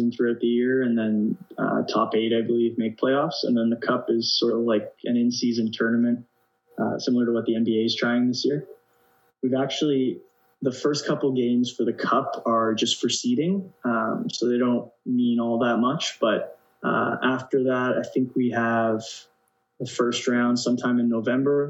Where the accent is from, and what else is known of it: Canada; moved away as an adult; now in Denmark